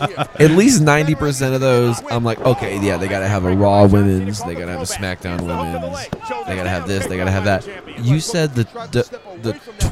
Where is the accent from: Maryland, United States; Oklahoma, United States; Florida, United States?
Oklahoma, United States; accent: country; I'm from Oklahoma.